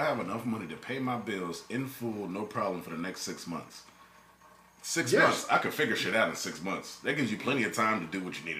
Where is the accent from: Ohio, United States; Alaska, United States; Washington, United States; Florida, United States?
Florida, United States; South; I'm from South Florida